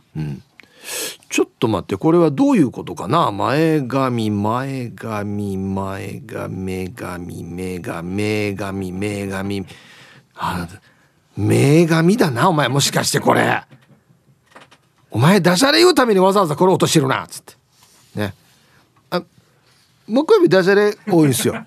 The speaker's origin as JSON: {"language": "Japanese", "town": "Uruma", "region": "Okinawa", "country": "Japan", "said": "同じ、同じうるま市やったん。"}